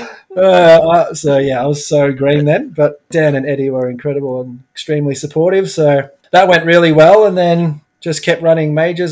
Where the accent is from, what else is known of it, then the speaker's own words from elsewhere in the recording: Melbourne, Victoria, Australia; moved away as an adult; also born or lived in London; now in Brisbane, Australia; I grew up in Melbourne, so I'm a Melbourne boy